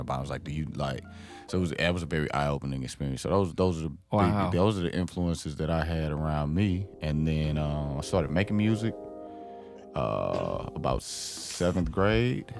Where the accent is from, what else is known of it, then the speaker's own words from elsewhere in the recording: East St. Louis, Illinois, United States; I grew up in East St. Louis